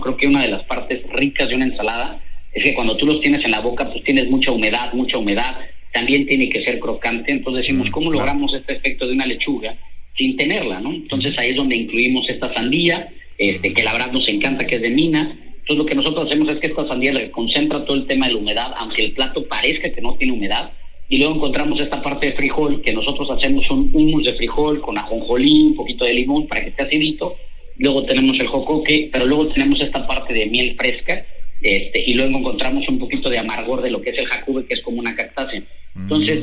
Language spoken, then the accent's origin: Spanish; Hidalgo, Mexico; also born or lived in Mexico City; now in Monterrey, Mexico; Yo nací en la Ciudad de México, ah, pero la mayor parte de mi infancia la viví en el estado de Hidalgo, en un rancho agrícola con mi papá